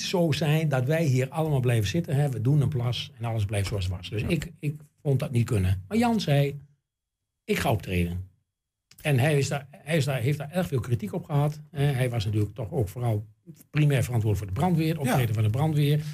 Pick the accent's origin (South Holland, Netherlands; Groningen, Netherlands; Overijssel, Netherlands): Overijssel, Netherlands; Enschede; ik ben natuurlijk geboren in Enschede en getogen in Enschede